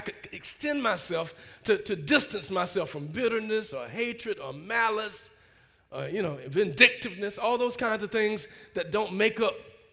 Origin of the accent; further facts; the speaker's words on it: Alabama, United States; growing up in Alabama, you know, part of the first wave of folk integrating schools